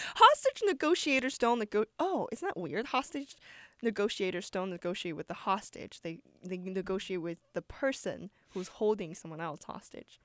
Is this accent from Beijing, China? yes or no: no; Shanghai, China; now in New York, United States; come from Shanghai where it gets cold, but it doesn't snow.